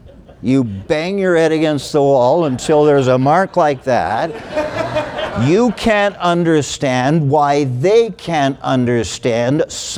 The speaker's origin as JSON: {"language": "English", "country": "Canada", "said": "I'm a Canadian, born in Canada."}